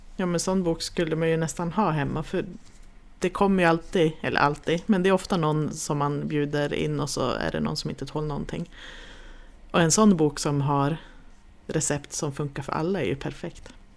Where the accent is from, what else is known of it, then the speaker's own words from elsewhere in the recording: Jämtland, Sweden; vi kommer ju också från Jämtland